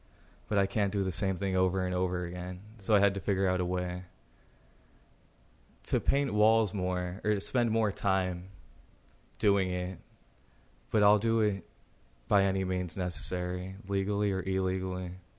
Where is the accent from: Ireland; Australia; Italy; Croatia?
Ireland; So, luck, I guess I'm Irish and I can look at the ground and I can find a four-leaf clover.